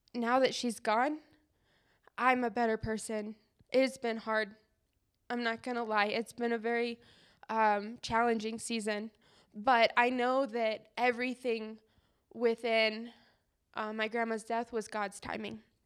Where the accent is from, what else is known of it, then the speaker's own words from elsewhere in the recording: Colorado, United States; growing up around Colorado